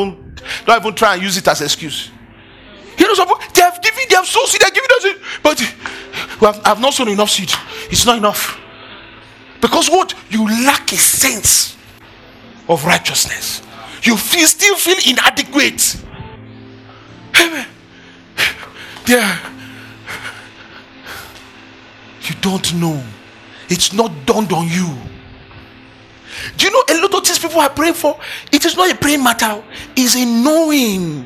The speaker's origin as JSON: {"language": "English", "country": "Nigeria", "said": "I am Nigerian"}